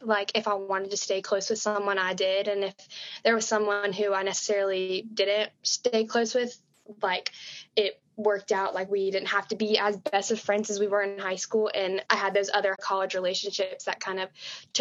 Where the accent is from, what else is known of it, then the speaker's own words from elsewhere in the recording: Birmingham, Alabama, United States; now in Tuscaloosa, United States; I'm from Birmingham, Alabama, also rising sophomore